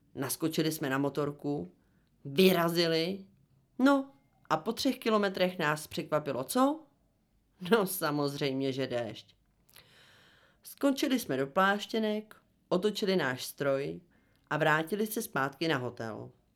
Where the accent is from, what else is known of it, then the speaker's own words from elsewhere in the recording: Czechia; u nás v Republice České